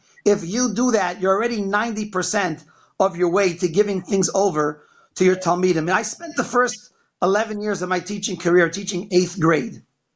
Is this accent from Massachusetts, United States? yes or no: yes; Boston, Massachusetts, United States; also born or lived in Philadelphia / Bnei Brak, Israel / Lakewood; now in Chicago, United States; I grew up in Boston, Massachusetts